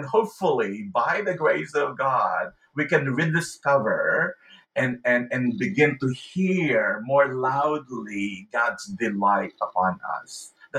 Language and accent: English; Philippines; also born or lived in California, United States; the way I felt growing up in the Philippines, or the way I felt when I was attending church in California